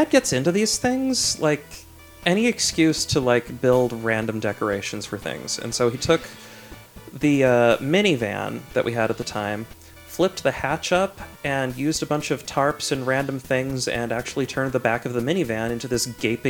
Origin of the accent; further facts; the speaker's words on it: Cleveland, Ohio, United States; I grew up in Cleveland